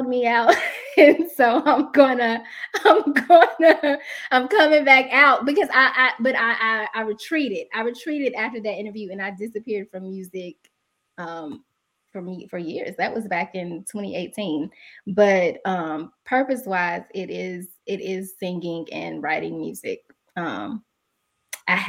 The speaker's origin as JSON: {"language": "English", "town": "Asheboro", "region": "North Carolina", "country": "United States", "tie": "born or raised there", "moved": "as an adult", "lives_now": "Winston-Salem, United States", "said": "My hometown is Asheboro, North Carolina, Zoo City"}